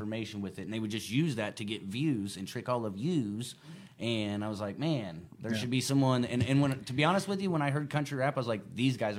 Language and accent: English; Elwood, United States; born or raised there